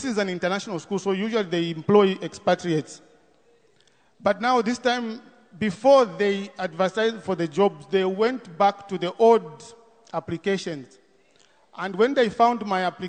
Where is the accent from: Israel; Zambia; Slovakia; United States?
Zambia; I come from Zambia